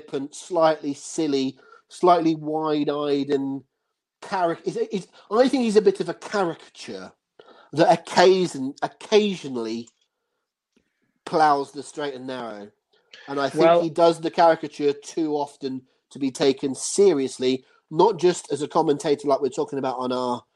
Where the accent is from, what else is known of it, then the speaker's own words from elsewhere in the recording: Devon, South West England, United Kingdom; 36-year-old Englishman from Devon